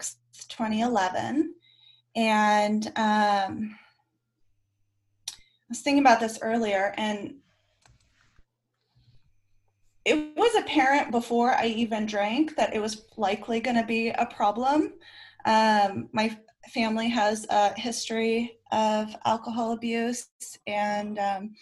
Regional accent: Bay Area, California, United States; now in Sacramento, United States; I grew up in the Bay Area

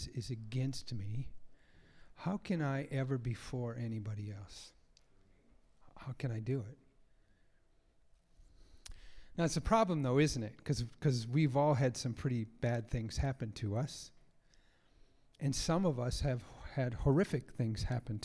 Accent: United States; I grew up in America

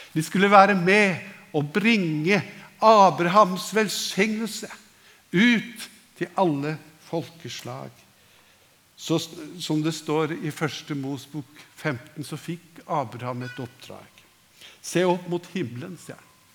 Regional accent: Norway; vi som nordmenn

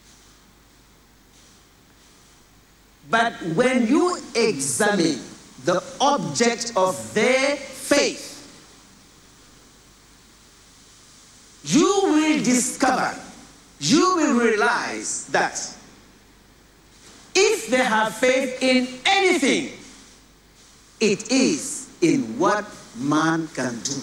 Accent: Senegal; now in Nigeria; I come from the country of Jollof rice. Yes. Where I was born is called Jollof

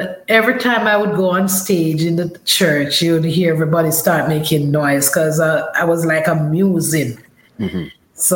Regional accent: Saint Mary Parish, Jamaica; also born or lived in St. Catherine, Jamaica / Kingston, Jamaica; I was grown up in St. Mary with my grandmother, but I was born in St. Catherine.

